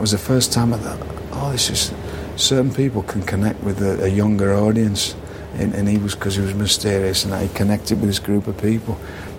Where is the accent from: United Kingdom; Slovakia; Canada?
United Kingdom; I didn't take myself seriously, which is a quality of being British, right?